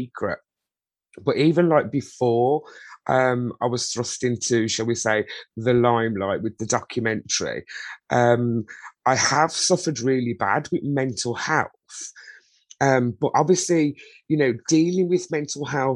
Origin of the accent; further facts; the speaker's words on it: Birmingham, West Midlands, United Kingdom; I was born and bred in Birmingham, UK